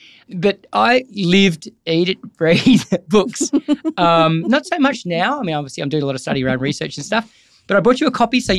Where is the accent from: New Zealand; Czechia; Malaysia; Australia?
Australia; Gold Coast, Queensland; I'm from the Gold Coast, so sunshine and the ocean.